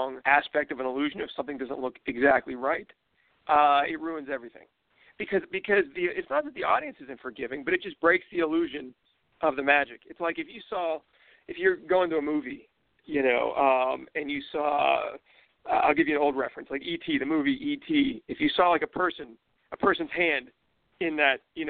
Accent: Pittsburgh, Pennsylvania, United States; I grew up in Pittsburgh

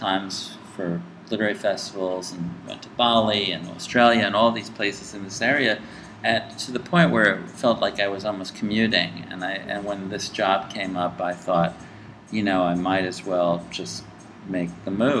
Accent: Athens, Ohio, United States; also born or lived in New York; I grew up all over. I was born in New York, and we moved when I was about five to southeastern Ohio, to Athens, Ohio, where my father was the director of the Ohio University Press.

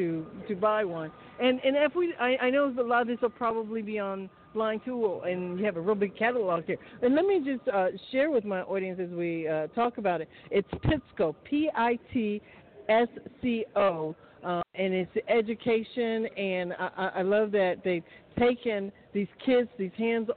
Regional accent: Atlanta, Georgia, United States; We're from Atlanta, Georgia

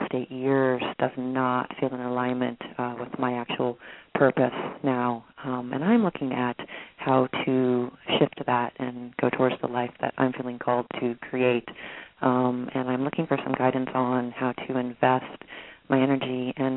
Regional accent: Bay Area of California, United States; now in British Columbia, Canada; I am from the Bay Area of California, and I moved away from there into a tiny village, and we've been homesteading and creating a whole new life up in British Columbia.

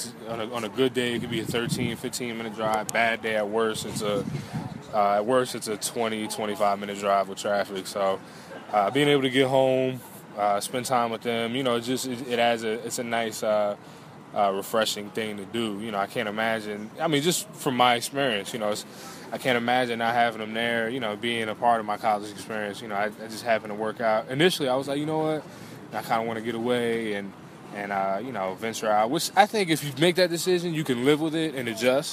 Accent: Metuchen, New Jersey, United States; growing up in Metuchen, it's a small town

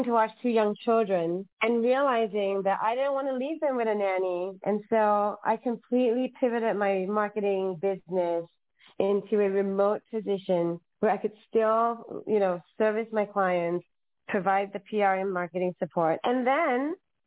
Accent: Singapore; now in Los Angeles, United States; I'm from Singapore. I have no family in Los Angeles.

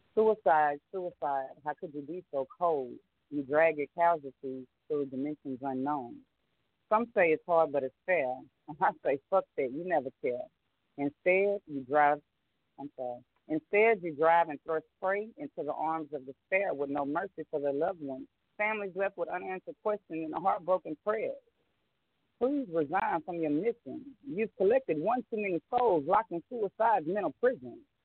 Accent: New Orleans, Louisiana, United States; I am originally from New Orleans, Louisiana.

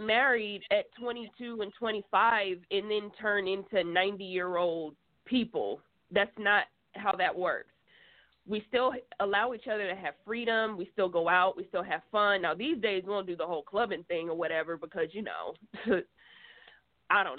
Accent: Atlanta, Georgia, United States; moved away as an adult; now in California, United States; I was born and raised in Atlanta

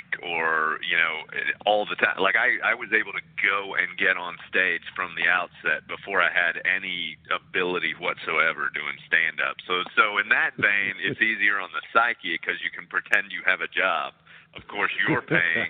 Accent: Texas, United States; now in New York City, United States; I'm from Texas and that's a big part of me

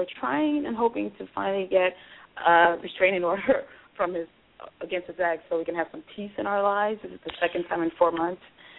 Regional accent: Miami, Florida, United States; now in North Carolina, United States; Oh, yes. I'm still a Miami girl at heart.

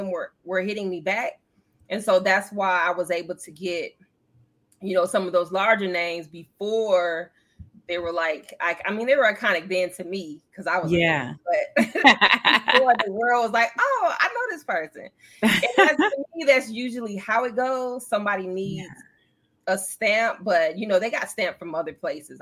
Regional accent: Joliet, Illinois, United States; I was from the Midwest

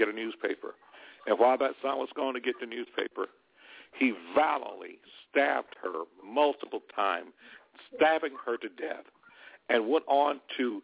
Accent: Alabama, United States; moved away; we grew up with back in Alabama

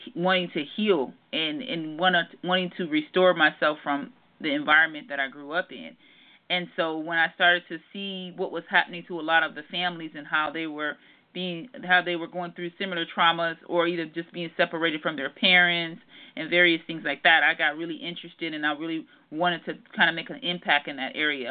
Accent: Detroit, Michigan, United States; moved away; also born or lived in Southern California; I'm actually from Detroit, Michigan and I went through a lot growing up

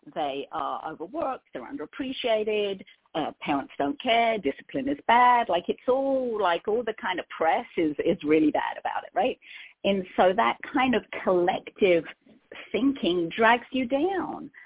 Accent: London, United Kingdom; accent: Cockney; moved away as an adult; now in California, United States; I'm originally from London

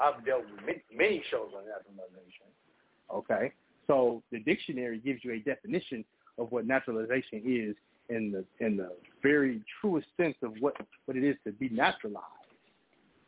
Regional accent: New Orleans, Louisiana, United States; now in Kansas City, United States; I'm originally from New Orleans. But I'm in the metro though

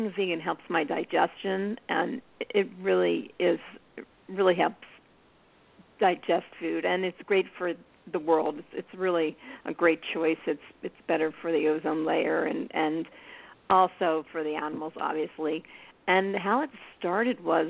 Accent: Philadelphia, Pennsylvania, United States; moved away; I grew up in Philly

